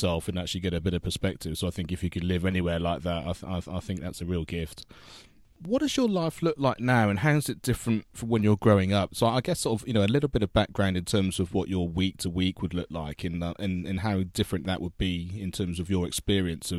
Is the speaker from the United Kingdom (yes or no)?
yes; United Kingdom; for me from the UK